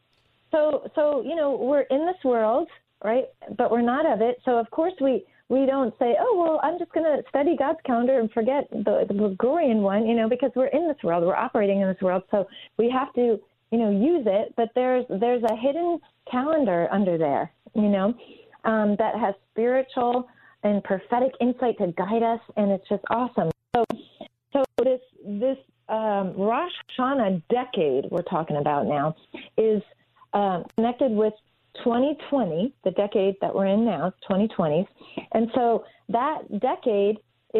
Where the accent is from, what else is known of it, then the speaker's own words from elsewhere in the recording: East Coast, United States; growing up on the East Coast